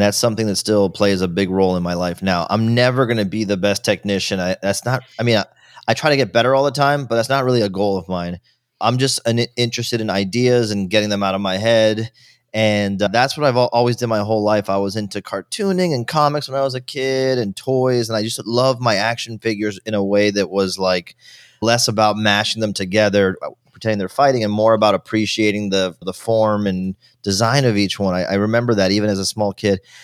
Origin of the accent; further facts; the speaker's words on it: Miami, Florida, United States; also born or lived in Virginia; I was born in Virginia, but I grew up all my, almost my entire life in Miami, Florida since I was two years old